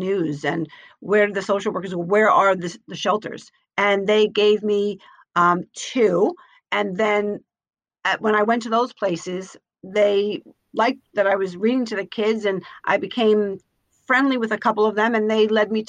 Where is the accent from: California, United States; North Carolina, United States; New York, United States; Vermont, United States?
New York, United States; Yonkers; I grew up in Yonkers, New York